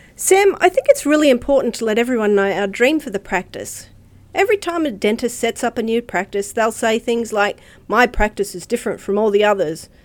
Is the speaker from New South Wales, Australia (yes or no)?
no; Redcliffe, Queensland, Australia; I grew up in Redcliffe, so I consider myself a local, and I still live close